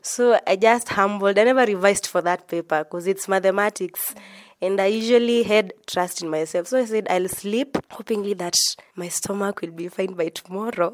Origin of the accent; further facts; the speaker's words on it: Embu County, Kenya; also born or lived in Machakos County; I'm from Embu County, but originally it is Matapos County